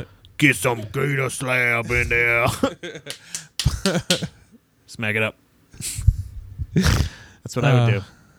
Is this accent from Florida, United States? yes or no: yes; Florida, United States; Like I grew up in Florida